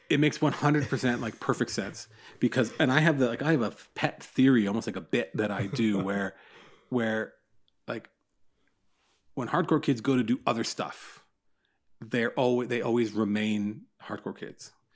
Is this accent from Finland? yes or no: no; Newmarket, Ontario, Canada; I live, I grew up in Newmarket, just north of Toronto.